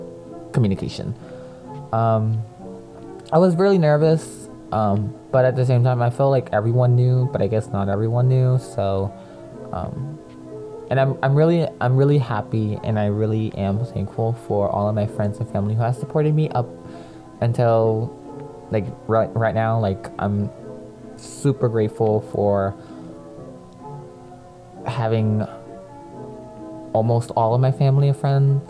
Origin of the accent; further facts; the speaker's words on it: Philadelphia, Pennsylvania, United States; also born or lived in Lancaster, Pennsylvania; I was born in Lancaster, Pennsylvania. But I was raised in Philly. I moved to Philly when I was like 7 or 8.